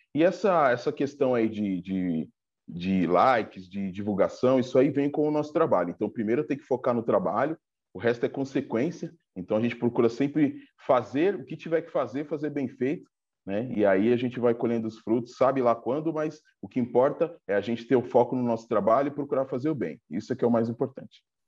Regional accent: Diadema, São Paulo, Brazil; eu sou aqui de Diadema, da região do ABC

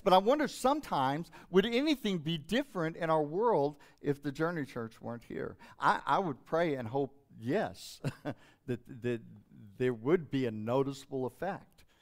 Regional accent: Hobbs, New Mexico, United States; when I was growing up in Hobbs, New Mexico

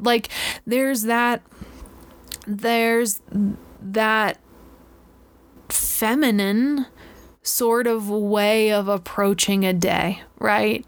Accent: Florida, United States; I grew up in Florida at the beach.

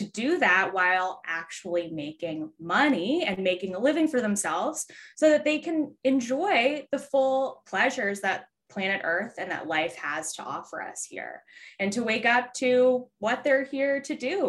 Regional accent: Philadelphia, Pennsylvania, United States; I am from Philadelphia, Pennsylvania.

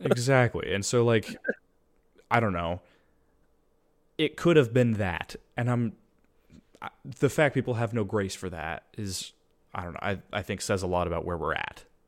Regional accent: United States; as an American

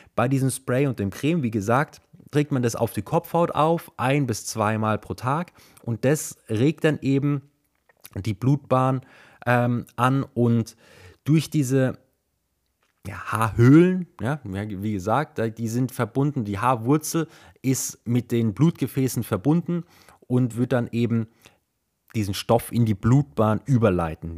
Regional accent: Germany; hier bei uns in Deutschland

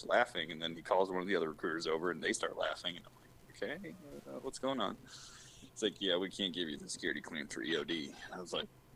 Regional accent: Alaska, United States; moved away as an adult; I'm from Alaska.

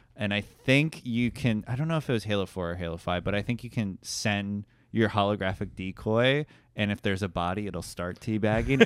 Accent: Fort Lauderdale, Florida, United States; I'm from Fort Lauderdale

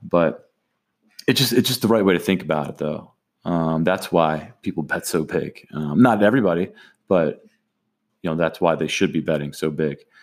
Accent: Atlantic City, New Jersey, United States; growing up in Atlantic City

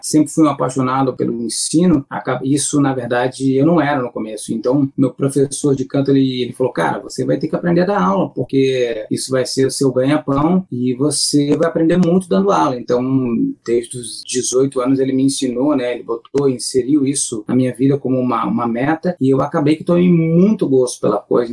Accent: Santo Amaro da Imperatriz, near Florianópolis, Santa Catarina, Brazil; moved away; eu sou de Santa Amaro, uma, tá? uma cidade que é do lado de Floripa

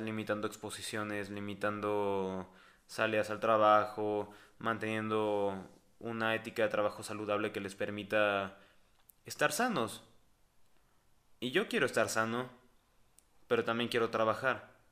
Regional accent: Mexico; aquí, en mi país, en México

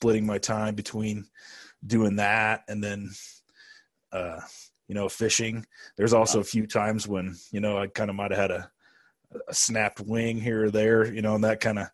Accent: Salem, Oregon, United States; I grew up in Salem, Oregon

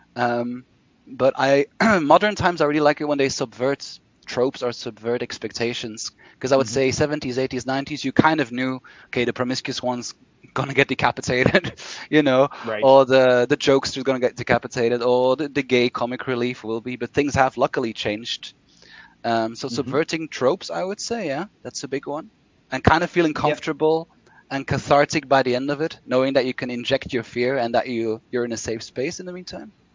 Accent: Brussels, Brussels-Capital Region, Belgium; set in Brussels, Belgium, my hometown.

